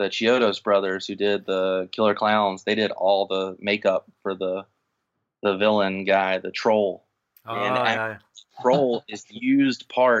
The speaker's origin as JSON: {"language": "English", "region": "Mississippi", "country": "United States", "tie": "born or raised there", "moved": "yes", "lives_now": "Florida, United States", "said": "where I'm from, growing up in Mississippi"}